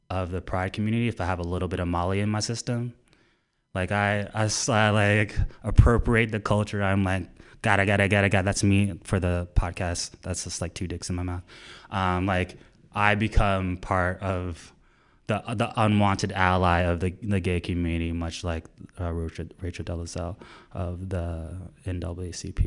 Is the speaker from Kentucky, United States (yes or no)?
no; Orlando, Florida, United States; moved away as an adult; I'm from Orlando, Florida.